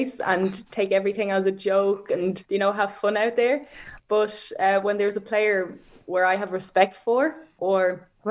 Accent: Frankfurt, Hesse, Germany; also born or lived in Ireland / Sutton, Dublin; where I'm from Frankfurt, we have a sports school

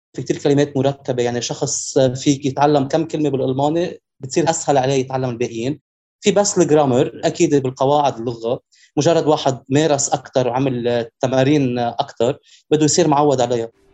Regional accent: Lebanon; moved away as an adult; now in Düsseldorf, Germany; انا جاي من لبنان

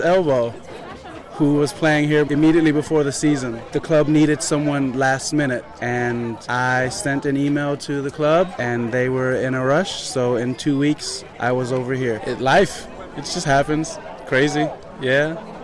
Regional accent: Atlanta, Georgia, United States; moved away as an adult; also born or lived in Bermuda; now in Germany; was born in Bermuda, raised in Atlanta, Georgia

